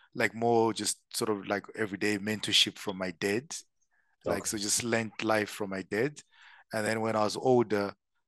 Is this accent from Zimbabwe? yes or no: yes; Zimbabwe; moved away as an adult; also born or lived in Zambia; now in South Africa; So born and bred in Zim. So I'm Zimbabwean by birth. I did all my schooling there